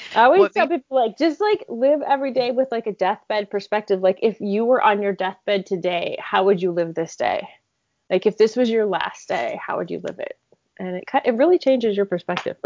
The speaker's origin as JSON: {"language": "English", "region": "Michigan", "country": "United States", "tie": "born or raised there", "said": "I grew up in Michigan in a home where my father was a medical examiner"}